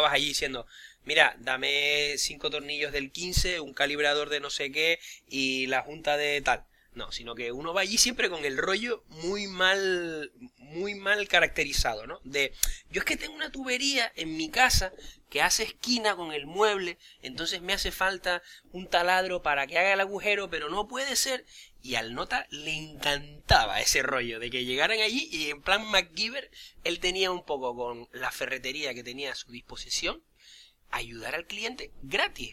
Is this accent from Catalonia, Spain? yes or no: no; Canary Islands, Spain; yo como canario